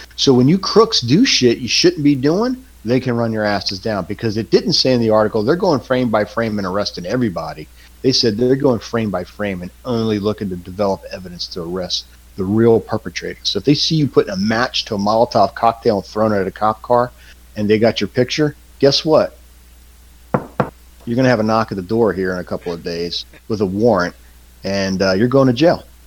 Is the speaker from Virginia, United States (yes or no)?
no; Southern Maryland, United States; moved away; my uh, experience growing up in Southern Maryland